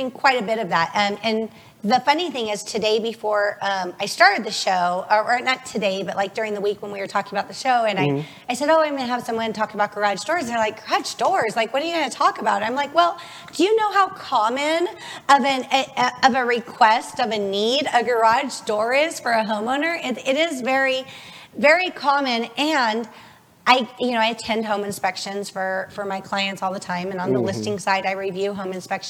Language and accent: English; Las Vegas, Nevada, United States; I was born and raised in Vegas, so I've only lived here.